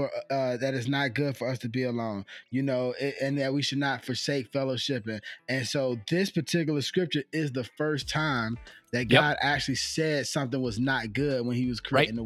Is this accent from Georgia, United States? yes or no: yes; Georgia, United States; moved away; when I was living in Georgia, I'm from Georgia, and I was fortunate enough to be stationed out there for the military.